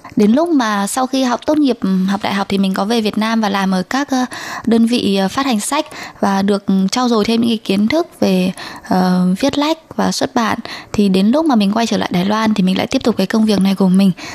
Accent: Son La, Vietnam; moved away as an adult; now in Taiwan; mình đến từ Sơn La và mình 29 tuổi.

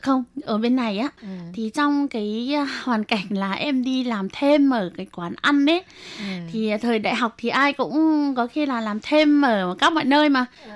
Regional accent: Vietnam; moved away as an adult; now in Taiwan

